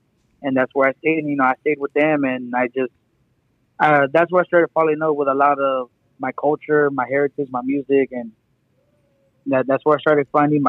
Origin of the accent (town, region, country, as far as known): Cotulla, Texas, United States; born or raised there; also born or lived in San Antonio, Texas